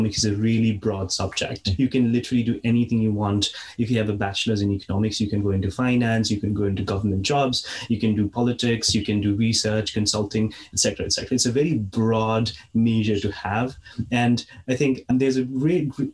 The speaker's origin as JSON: {"language": "English", "country": "Nepal", "moved": "yes", "said": "I'm originally from Nepal Valley, 200 kilometers west of the capital"}